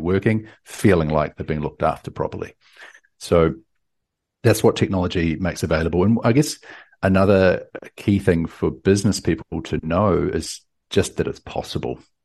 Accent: New Zealand; now in Austin, United States; I'm from New Zealand, down from the deep south, uh, but currently in Austin, Texas.

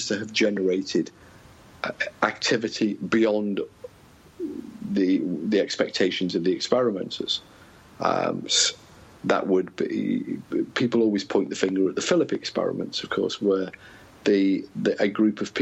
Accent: United Kingdom; as a Brit

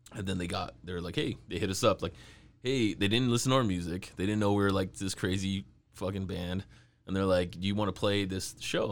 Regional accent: California, United States; I'm from California

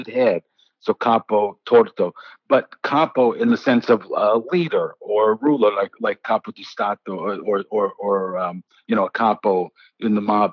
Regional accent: New York City, New York, United States; I was born and raised in the Bronx

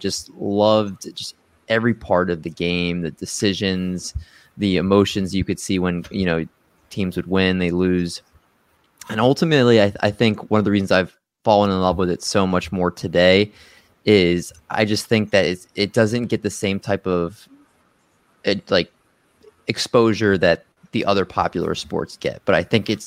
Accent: Maryland, United States; also born or lived in Silver Spring, Maryland / Olney, Maryland / Baltimore, Maryland; I was born in Silver Spring, Maryland, and lived there till I was in sixth grade. And then my parents split and I moved to Olney, Maryland

